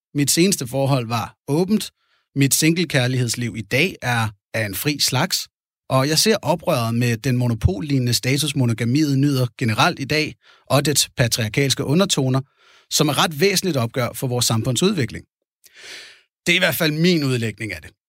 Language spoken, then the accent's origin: Danish; Fredensborg, Capital Region of Denmark, Denmark; Jeg er født i 1980 i Fredensborg, Nordsjælland, hvor jeg også havde min opvækst